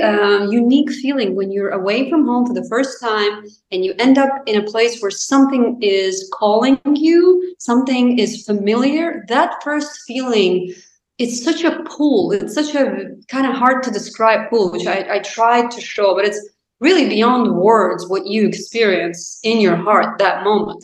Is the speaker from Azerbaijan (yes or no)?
yes; Azerbaijan; English is a second language; moved away as an adult; also born or lived in Chicago, United States / Washington, United States; now in United States; I'm from Azerbaijan